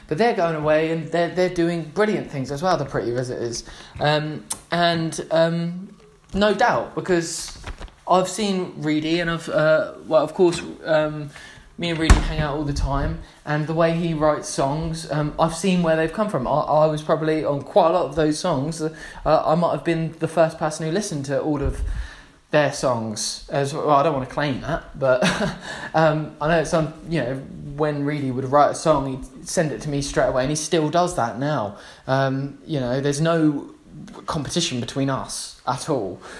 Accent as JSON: {"language": "English", "town": "Gosport", "region": "South East England", "country": "United Kingdom", "said": "we're from Gosport"}